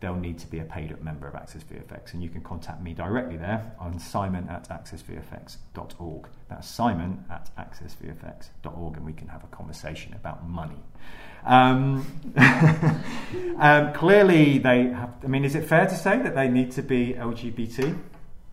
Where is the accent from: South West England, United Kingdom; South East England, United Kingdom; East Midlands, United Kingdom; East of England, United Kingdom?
East Midlands, United Kingdom; Leicester; now in London, United Kingdom; I'm from Leicester